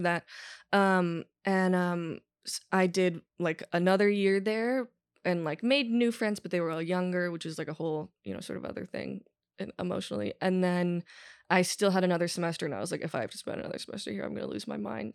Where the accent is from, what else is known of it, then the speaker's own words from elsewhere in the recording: Los Angeles, California, United States; moved away as an adult; also born or lived in Berkeley / Yosemite / Amsterdam; from the Valley, so people make fun of us anyway